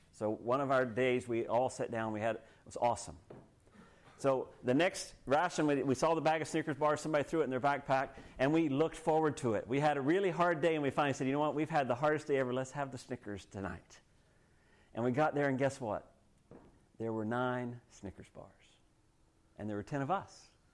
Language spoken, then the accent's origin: English; United States; now in Canada; I grew up in the States